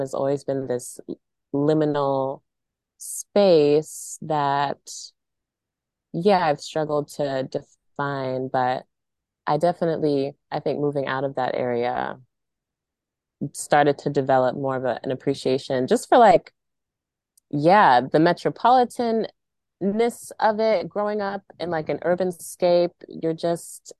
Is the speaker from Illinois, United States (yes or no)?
no; Maryland, United States; moved away as an adult; also born or lived in Central North Carolina Piedmont; now in North Carolina, United States; I grew up in PG in Montgomery County, Maryland